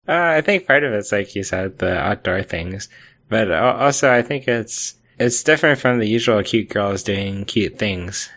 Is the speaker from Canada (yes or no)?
no; United States; as an American